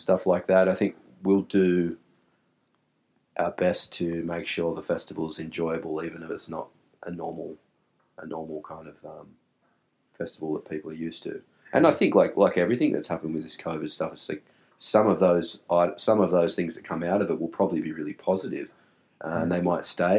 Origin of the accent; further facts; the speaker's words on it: Wollongong, New South Wales, Australia; We grew up with each other in the northern suburbs